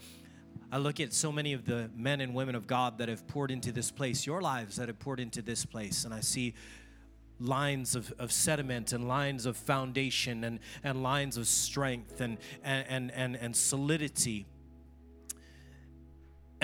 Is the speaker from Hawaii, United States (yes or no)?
yes; Oahu, Hawaii, United States; I'm from Oahu